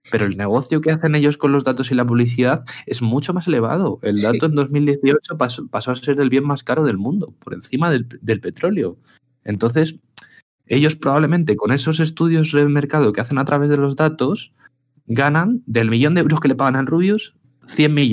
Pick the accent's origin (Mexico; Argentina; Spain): Spain; que yo soy español y quiero que mi contenido que yo produzco en España y donde yo pago, donde yo vivo, pague en mi país